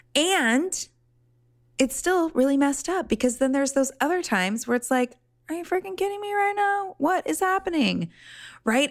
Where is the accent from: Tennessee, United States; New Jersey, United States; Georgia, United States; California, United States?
California, United States; Laguna Beach; I grew up in Laguna